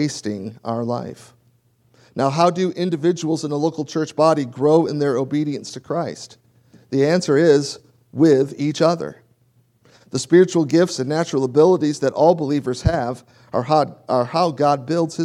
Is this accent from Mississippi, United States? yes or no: no; Michigan, United States; also born or lived in South Louisiana; now in Louisiana, United States; I grew up in Michigan.